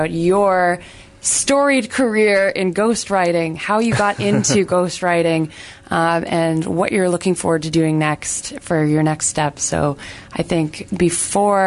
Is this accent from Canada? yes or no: yes; Canada; as a Canadian